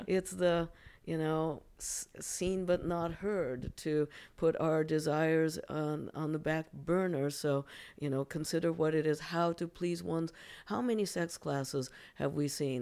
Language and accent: English; Japan; now in United States; I'm actually originally from Japan